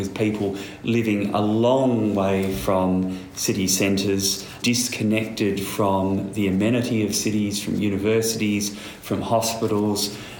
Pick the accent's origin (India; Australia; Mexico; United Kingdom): Australia; Perth, Western Australia; moved away; I grew up in Perth